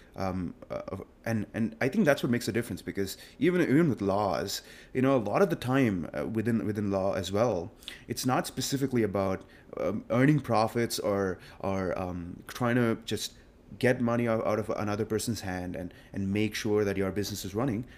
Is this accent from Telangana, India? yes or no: yes; Hyderabad, Telangana, India; moved away as an adult; now in Austin, United States; I was a typical kid, uh, coming out of India and, um, I just got born and raised over there